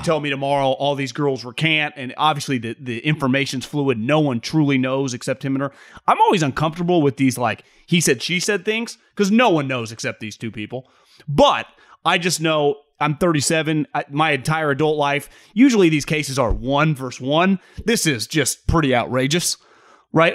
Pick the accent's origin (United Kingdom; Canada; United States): United States; West Coast; born and raised on the West Coast, and I grew up going to Cal football games